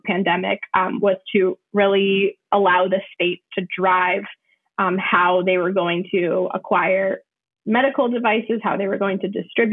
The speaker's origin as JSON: {"language": "English", "region": "New Hampshire", "country": "United States", "tie": "born or raised there", "also_born_or_lived": "Puerto Rico", "said": "I grew up here. I was born in Puerto Rico. I moved to New Hampshire when I was 5 years old."}